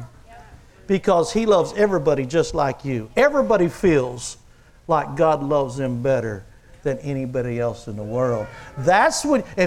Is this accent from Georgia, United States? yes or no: no; Texas, United States; now in Oklahoma, United States; since I was raised in Texas, I'm Red River